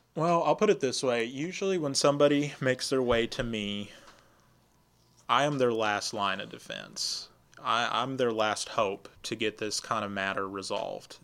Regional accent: Lufkin, Texas, United States; also born or lived in Austin, Texas / Michigan; I grew up in Lufkin, graduated from Lufkin High School, and uh, I've lived here about two thirds of my life

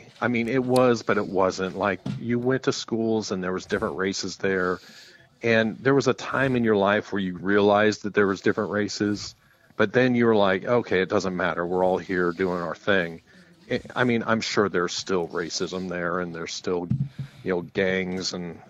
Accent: Colorado, United States; moved away as an adult; also born or lived in Nashville, Tennessee; now in North Carolina, United States; I lived in Nashville, Tennessee for 9 years. And now I'm in North Carolina. I've been here for about 5 years. And I'm from Colorado.

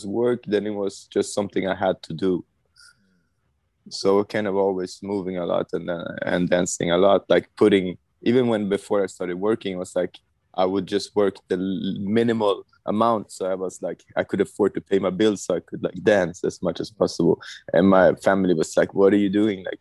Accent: Stockholm, Stockholm County, Sweden; I was born in Stockholm, Sweden.

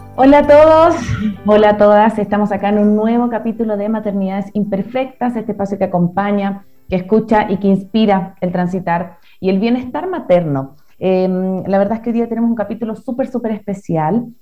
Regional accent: Chile; moved away as an adult; now in Ecuador; yo soy chilena, pero vivo acá en Ecuador hace seis años más o menos

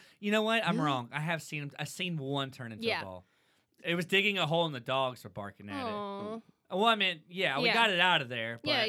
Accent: Dallas, Texas, United States; I was born in Texas.

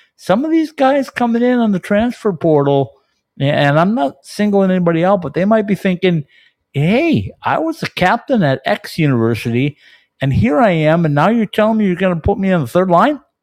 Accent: Minnesota, United States; I'm from Minnesota

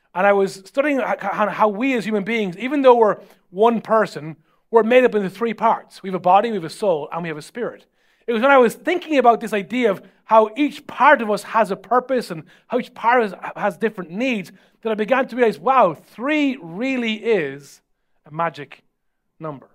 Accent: Ireland; as Irish people

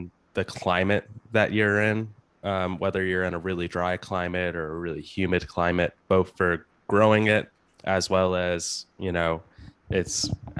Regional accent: Houston, Texas, United States; I grew up in the Houston area, which has perhaps the worst weather in the United States in terms of humidity.

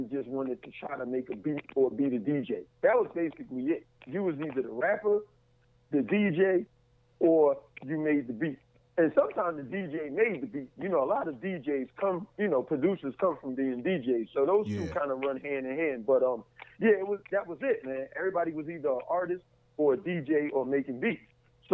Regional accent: New York, United States; now in Atlanta, United States; I'm originally from New York, and now I live in Atlanta, Georgia.

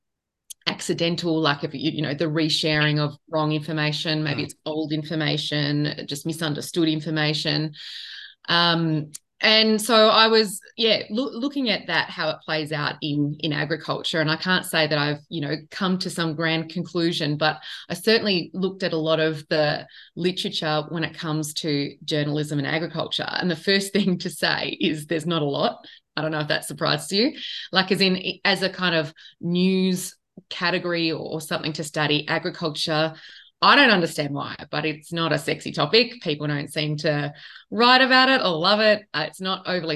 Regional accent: Sydney, New South Wales, Australia; I grew up in Western Sydney and didn't really have much connection to farming

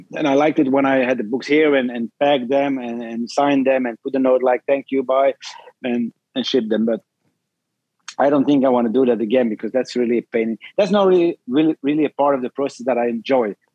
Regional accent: Belgium; I'm from Belgium

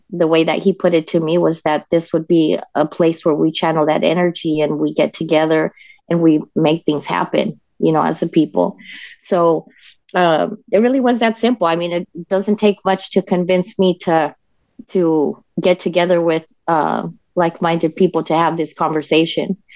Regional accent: Denver, Colorado, United States; moved away as an adult; also born or lived in El Paso, Texas / Fort Worth, Texas; now in San Antonio, United States; I was about two years old when we moved to Denver, Colorado, which is where I grew up.

